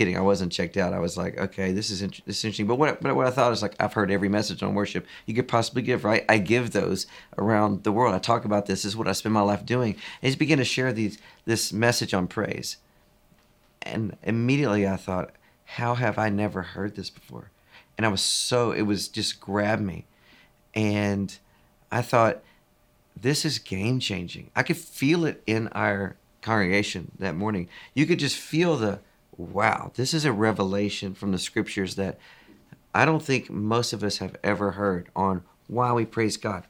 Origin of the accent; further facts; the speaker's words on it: East Texas, United States; now in Franklin, United States; I'm a Texan through and through. Was born in East Texas